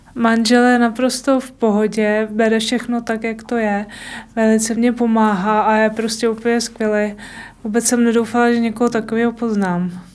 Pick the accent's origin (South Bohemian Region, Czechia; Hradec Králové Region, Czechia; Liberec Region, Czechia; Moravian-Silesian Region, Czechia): Hradec Králové Region, Czechia; Týniště nad Orlicí; jsem z Týniště na Torlicí